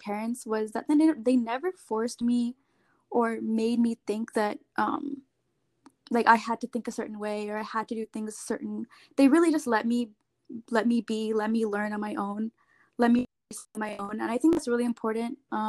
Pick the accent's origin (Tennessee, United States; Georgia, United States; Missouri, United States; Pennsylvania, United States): Missouri, United States; St. Louis; also born or lived in India / California / New York / New Jersey; My first couple years, we moved around. We were in California, New York, New Jersey, before we settled in Missouri when I was five. And I've been living in St. Louis, Missouri since then.